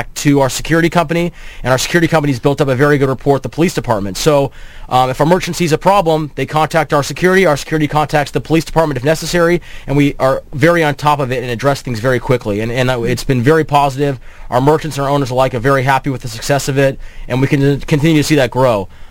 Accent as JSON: {"language": "English", "town": "Irvine", "region": "California", "country": "United States", "tie": "born or raised there", "said": "I grew up in Irvine"}